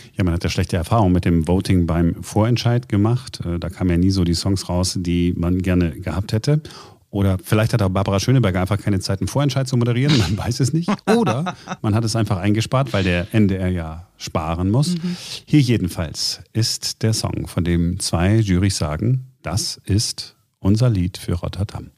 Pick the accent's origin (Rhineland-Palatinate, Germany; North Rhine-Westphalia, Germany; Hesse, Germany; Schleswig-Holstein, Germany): North Rhine-Westphalia, Germany; Duisburg; in Duisburg, wo ich herkomme